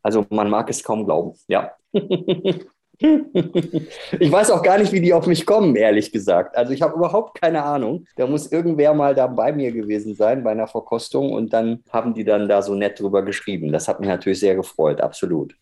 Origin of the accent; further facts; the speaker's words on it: Ruhr area, North Rhine-Westphalia, Germany; now in Munich, Germany; ich bin ja eigentlich aus dem Ruhrgebiet, aber hier im freiwilligen Exil in München